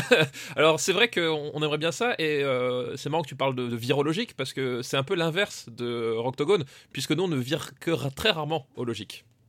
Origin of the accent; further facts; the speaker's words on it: Alsace, Grand Est, France; je viens pas de l'Est, je viens d'Alsace